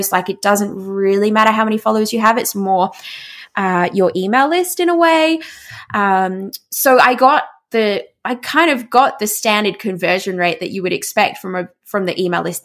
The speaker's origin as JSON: {"language": "English", "country": "Australia", "said": "I'm Australian, I'm not American"}